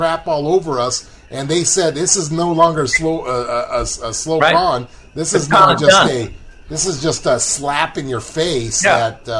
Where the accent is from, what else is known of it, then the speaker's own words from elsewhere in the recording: New York, United States; I'm from New York myself. I was born there, and I always lived there in the summertime.